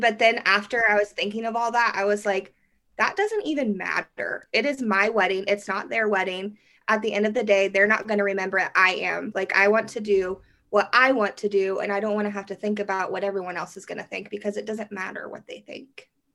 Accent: Derby, Kansas, United States; I'm from Derby, Kansas, which is just like a little suburb outside of Wichita

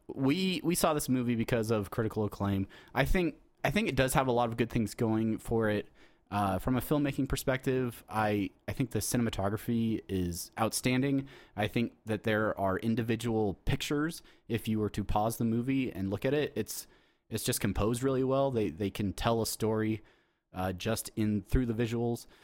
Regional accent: San Diego, California, United States; I'm from San Diego, so I'm not from

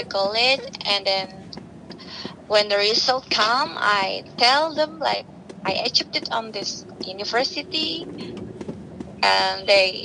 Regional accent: Purwokerto, Central Java, Indonesia; English is a second language; moved away as an adult; also born or lived in Jakarta, Indonesia; now in Queens, New York, United States; I was born on the small city in Indonesia, in Purwokerto. It's one of the city in central Java.

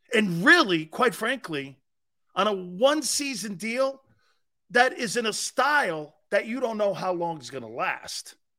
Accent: Northeast, United States; I'm from the Northeast

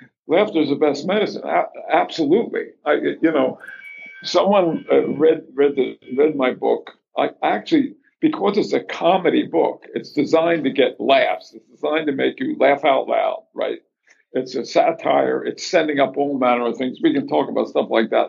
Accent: Philadelphia, Pennsylvania, United States; moved away; also born or lived in North Carolina / New York; Philadelphia, my hometown

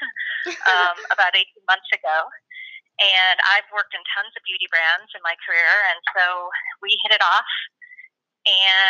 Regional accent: Chicago, Illinois, United States; I'm from Chicago

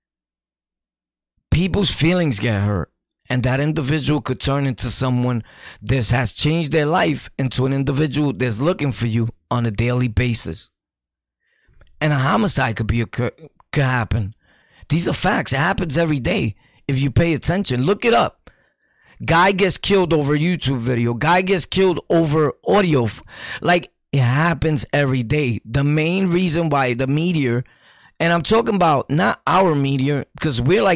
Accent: New York City, New York, United States; I was born and raised in Sunset? Sunset. A.K.A. Gunset.

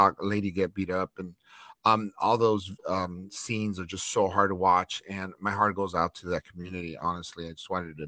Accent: Los Angeles, California, United States; I grew up in Chinatown area in East LA, close to Chinatown

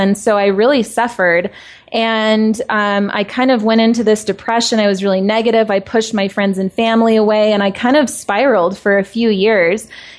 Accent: Tucson, Arizona, United States; now in Denver, United States; I'm originally from Tucson, Arizona, and now living in Denver.

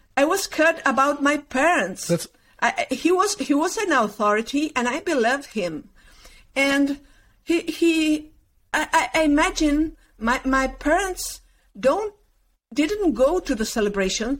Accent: Concordia, Entre Ríos, Argentina; English is a second language; moved away; also born or lived in Uruguay; I was born there, and I I uh, get in Argentina when I was three months

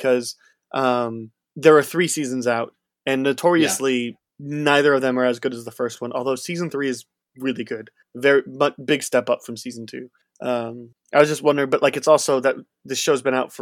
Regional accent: United States; I'm from America

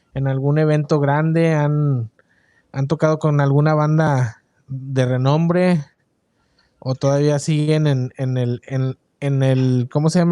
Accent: Mexico; now in United States; nosotros que venimos de México, cuando ya estamos acá en Estados Unidos

